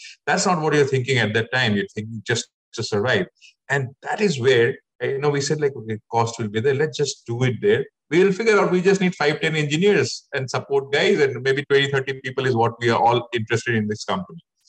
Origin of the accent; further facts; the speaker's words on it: Assam, India; I'm also from Assam originally